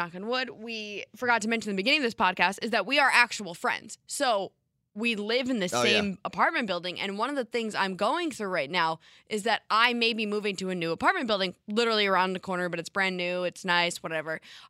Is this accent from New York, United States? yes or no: yes; New York, United States; However, I'm from Westchester and go to school in Binghamton, so I'd only be available once the semester ends in May.